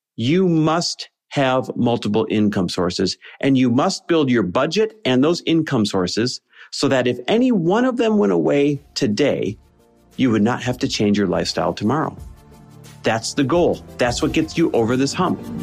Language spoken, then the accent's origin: English; Green Bay, Wisconsin, United States; I grew up in Green Bay, Wisconsin